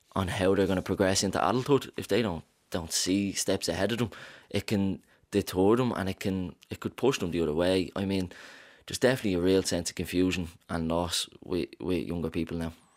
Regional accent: Dublin, Leinster, Ireland; I'm from Ballymun

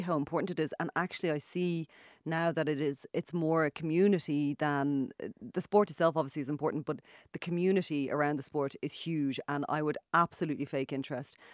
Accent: Ireland; also born or lived in Dublin; now in Galway, Ireland; I'm Irish

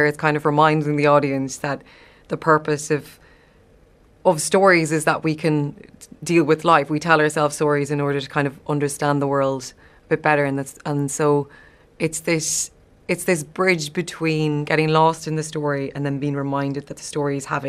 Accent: the Irish Midlands, Ireland; I'm from the Midlands

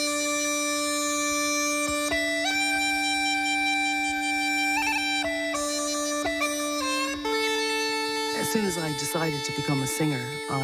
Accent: Dublin, Leinster, Ireland; moved away as an adult; also born or lived in London / New York; I'm from Walkinstown in Dublin.

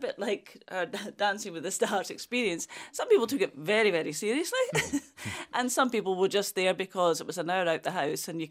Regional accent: Scotland, United Kingdom; I would consider myself as Scottish, but with an Irish flavour

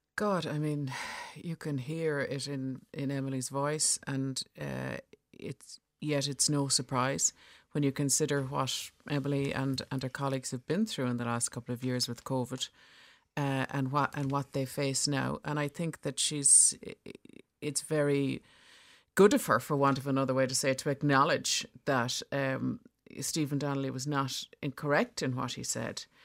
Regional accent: Bantry, Munster, Ireland; I'm from Bantry in West Cork

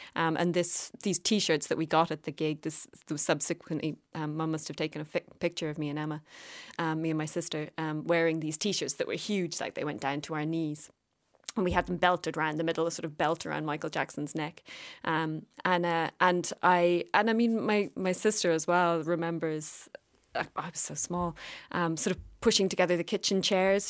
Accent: Cork, Munster, Ireland; I always consider myself from Cork

